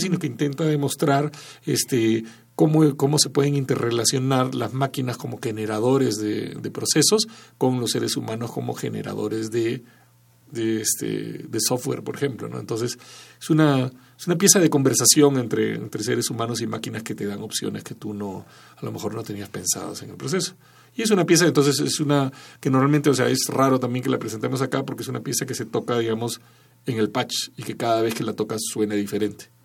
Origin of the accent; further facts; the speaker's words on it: Peru; moved away as an adult; also born or lived in Barcelona, Spain / United States / Tijuana, Mexico; yo crecí en Perú y soy principalmente si hubiera que clasificarme de alguna forma peruano